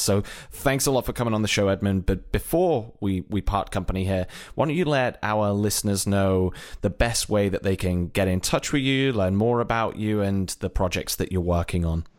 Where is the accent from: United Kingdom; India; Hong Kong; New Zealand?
United Kingdom; moved away as an adult; also born or lived in Ireland; now in United States; if you haven't gathered from my accent, originally from Britain, relocated at one point to Ireland and then over to the U S.